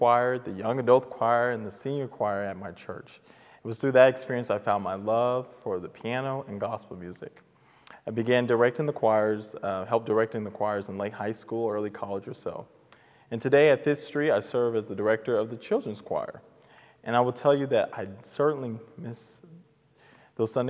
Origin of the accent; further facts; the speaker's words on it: Oklahoma City, Oklahoma, United States; I was raised at the Redeemed Missionary Baptist Church here in Oklahoma City with my mother and grandmother and my siblings.